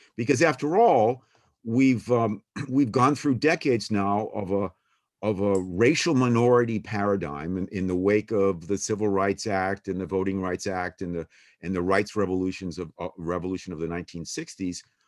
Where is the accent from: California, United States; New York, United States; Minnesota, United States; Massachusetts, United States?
Massachusetts, United States; Boston; I came from Boston, I came from an Irish Catholic political family